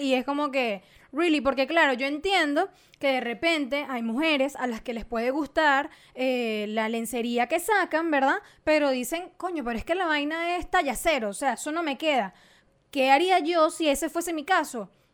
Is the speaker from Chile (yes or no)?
no; Venezuela; soy venezolana